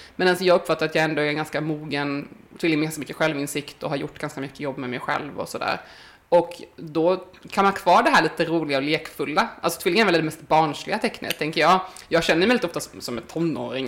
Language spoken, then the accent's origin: Swedish; Sweden; jag föddes i Småland